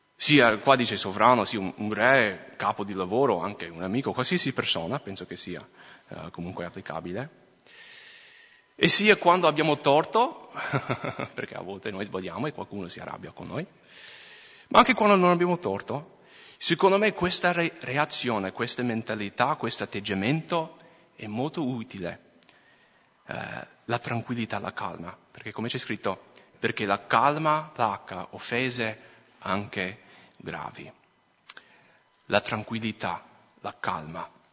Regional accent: Minnesota, United States; accent: American; Italian is a second language; moved away as an adult; now in Italy; sono cresciuto in Minnesota

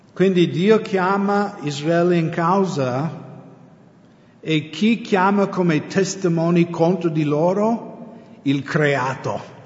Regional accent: United States; Italian is a second language; now in Italy; essendo americano

